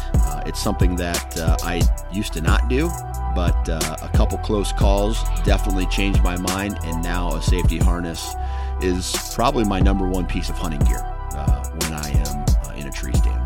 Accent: Mount Pleasant, Iowa, United States; my hometown of Mount Pleasant, Iowa

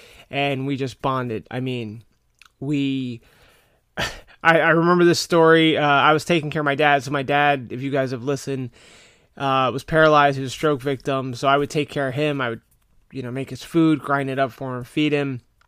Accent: Florida, United States; you know, I'm from Florida. It has been a long time since I've been up there in the winter.

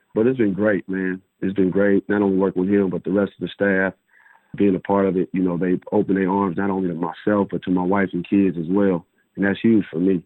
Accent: Portland, Oregon, United States; moved away; my hometown, P Town, Portland, Oregon

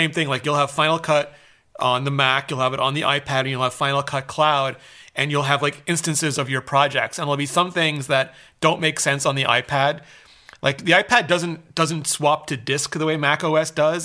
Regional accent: Canada; I'm Canadian

